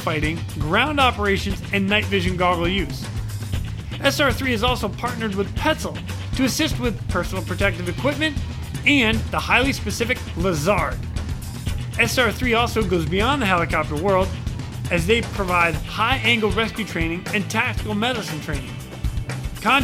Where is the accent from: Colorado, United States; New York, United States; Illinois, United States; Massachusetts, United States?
Massachusetts, United States; Boston; us Bostoners in New England, massholes, we stick together